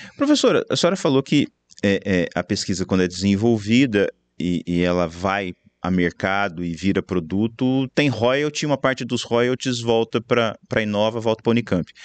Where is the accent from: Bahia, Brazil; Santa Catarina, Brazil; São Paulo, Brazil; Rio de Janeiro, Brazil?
São Paulo, Brazil; Campinas; eu sou de Campinas